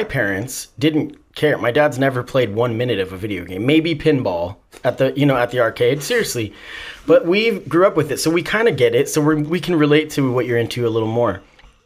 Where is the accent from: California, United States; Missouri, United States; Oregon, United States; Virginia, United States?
Oregon, United States; Salem; I grew up in Salem, and it's the only one that exists now in Oregon